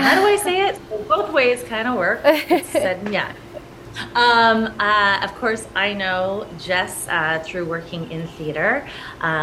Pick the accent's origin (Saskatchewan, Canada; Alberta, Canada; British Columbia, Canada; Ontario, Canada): Ontario, Canada; St. Catharines; moved away as an adult; also born or lived in Toronto / Los Angeles; I was born and raised in St. Catharines